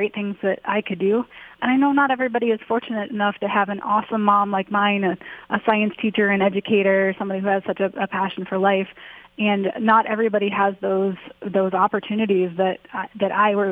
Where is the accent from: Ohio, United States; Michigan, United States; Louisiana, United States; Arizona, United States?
Ohio, United States; Akron; Growing up in Akron, Ohio